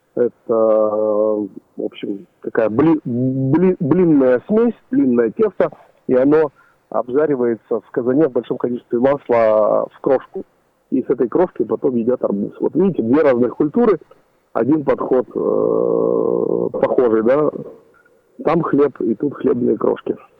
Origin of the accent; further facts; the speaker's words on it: Uzbekistan; now in Yekaterinburg, Russia; я родился в Узбекистане